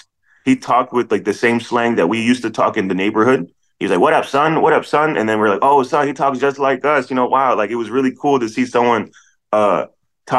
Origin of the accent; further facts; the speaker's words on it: Silver Spring, Maryland, United States; moved away as an adult; now in Los Angeles, United States; I grew up in Silver Spring, Maryland